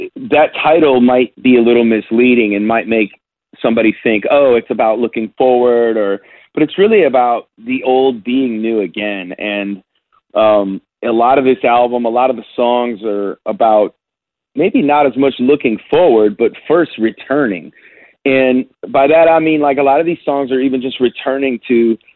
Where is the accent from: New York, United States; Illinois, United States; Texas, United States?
Illinois, United States; Chicago; now in Nashville, United States; since I've left Chicago, where I grew up and lived in Nashville